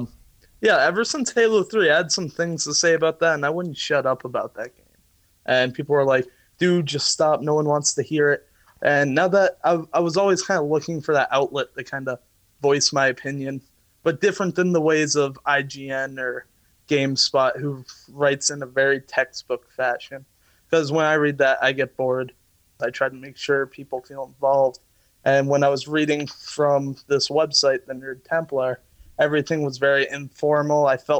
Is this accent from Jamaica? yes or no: no; Ireland; as an Irishman, I love my meats and potatoes.